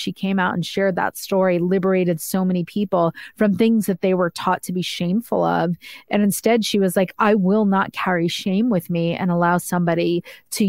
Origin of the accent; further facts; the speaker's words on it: Northeast, United States; I'm like from the Northeast